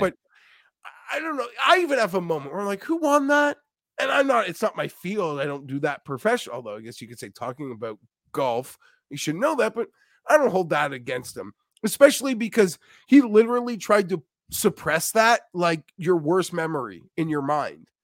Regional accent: Canada; I'm Canadian as well

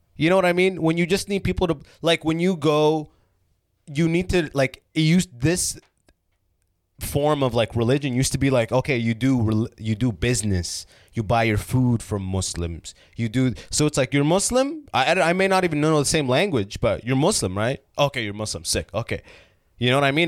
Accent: London, Ontario, Canada; also born or lived in Sudan / Oman; I was raised in London, Ontario

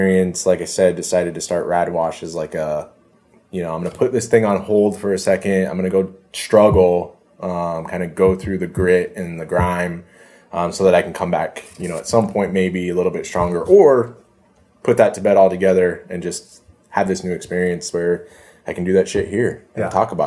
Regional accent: Omaha, Nebraska, United States; I grew up here in Omaha, not so great part of town.

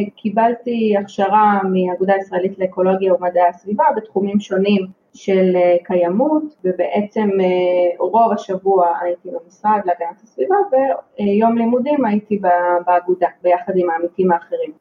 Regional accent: Haifa, Haifa District, Israel; תמיד בעצם גדלתי בחיפה וגדלתי ליד הים

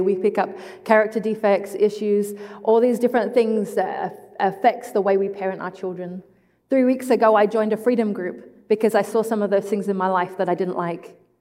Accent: England, United Kingdom; moved away; I am English, I am not Australian

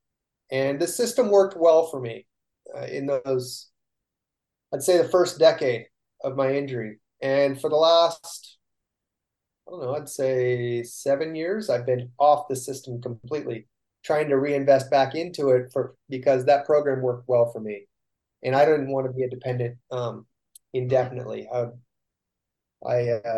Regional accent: Northern California, United States; we come from Northern Cal.

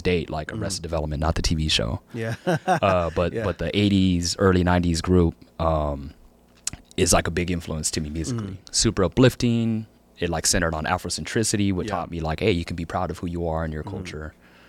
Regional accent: California, United States; I grew up in Eastside, as I mentioned, and did Alum Rock schooling up through middle school.

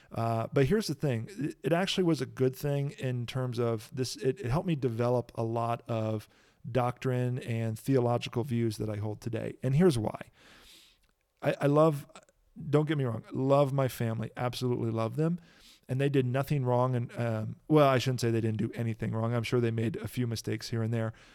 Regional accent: Kankakee, Illinois, United States; I grew up in Kankakee, Illinois

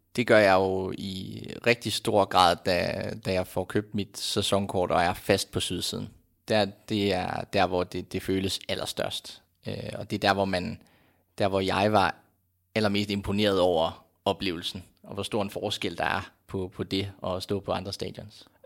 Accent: Aalborg, North Denmark Region, Denmark; now in Copenhagen, Denmark; da jeg var hjemme i Aalborg

